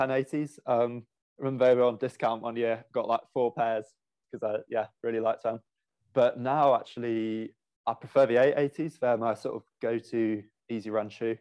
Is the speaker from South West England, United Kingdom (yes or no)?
yes; Stroud, South West England, United Kingdom; moved away as an adult; now in Loughborough, United Kingdom; I'm originally from Stroud in Gloucestershire